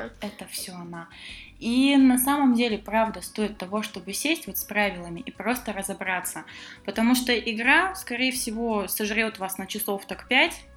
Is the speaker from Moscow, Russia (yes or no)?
no; Omsk, Omsk Oblast, Russia; Да, я, кстати, из Омска